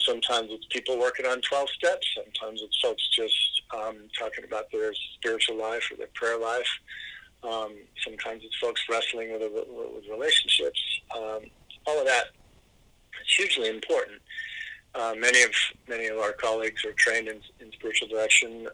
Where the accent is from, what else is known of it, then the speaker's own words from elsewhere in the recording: California, United States; I'm I'm a Californian